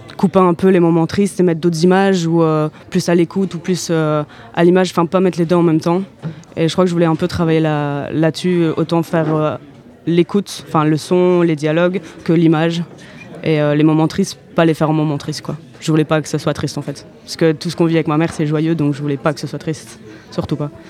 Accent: Brussels, Brussels-Capital Region, Belgium; je viens de Bruxelles

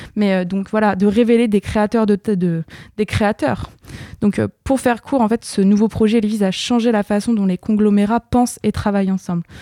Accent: France; je suis française

